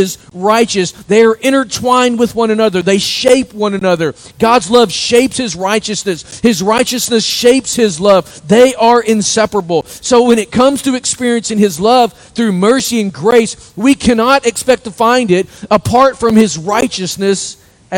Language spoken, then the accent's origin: English; United States; There's not much life in us as American Christians anymore.